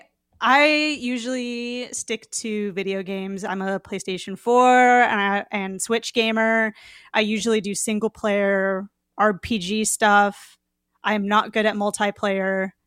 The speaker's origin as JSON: {"language": "English", "area": "Ventura County", "region": "Southern California", "country": "United States", "said": "I am from California, Southern California, Ventura County"}